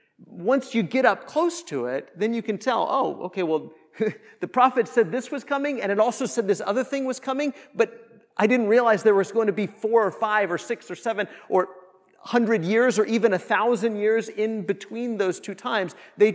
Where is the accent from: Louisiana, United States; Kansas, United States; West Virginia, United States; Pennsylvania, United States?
Kansas, United States; I grew up in Northwest Kansas, and the closest mall or airport or like big city was Denver, Colorado, from where I lived in Kansas.